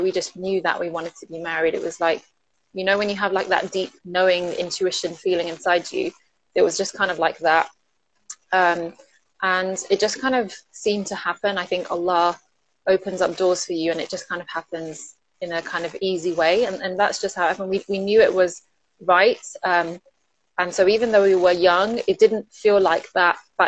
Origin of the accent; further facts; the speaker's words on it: London, United Kingdom; also born or lived in Manchester; I grew up in London. Actually, I was born in Manchester and lived there for 3 years and then moved to London when I was three.